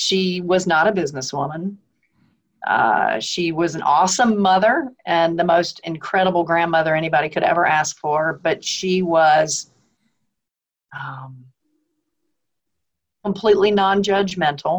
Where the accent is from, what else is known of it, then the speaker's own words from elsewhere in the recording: Philadelphia, Pennsylvania, United States; now in the South, United States; I was born in Philadelphia, although I live in the South